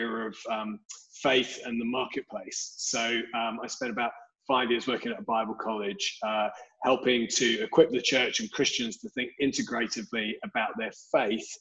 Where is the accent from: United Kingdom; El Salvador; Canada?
United Kingdom; London; I'm originally from Southeast London. I grew up there